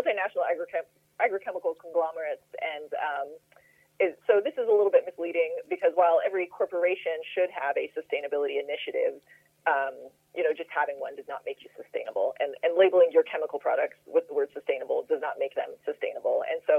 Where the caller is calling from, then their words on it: Frankfort, Kentucky, United States; I'm calling you from just outside Frankfort, Kentucky. Frankfort is the capital city of Kentucky, but it's actually one of the smallest capital cities in the U.S., and I live on a small farm.